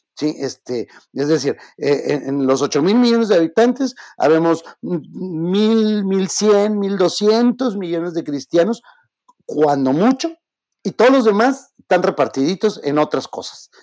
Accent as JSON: {"language": "Spanish", "country": "Mexico", "said": "yo soy mexicano"}